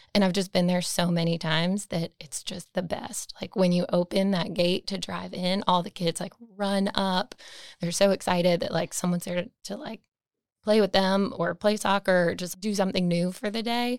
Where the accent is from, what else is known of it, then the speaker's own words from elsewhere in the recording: Raleigh, North Carolina, United States; I am from Raleigh, born and raised. I've been here my whole life.